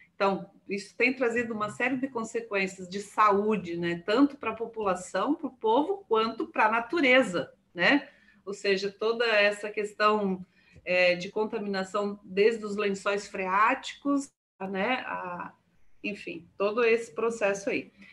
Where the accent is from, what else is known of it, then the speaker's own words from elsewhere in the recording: Paraná, Brazil; moved away; Eu sou paranaense também, né? Mas eu estou há 25 anos fora do, do Paraná